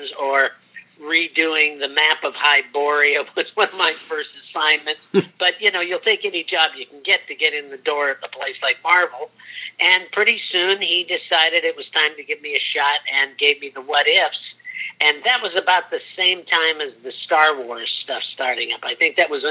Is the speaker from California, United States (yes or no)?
yes; Santa Ana, California, United States; also born or lived in Huntington Beach, California; Orange County, California. I grew up in Santa Ana, and at the time that I got into comics, I was living in Huntington Beach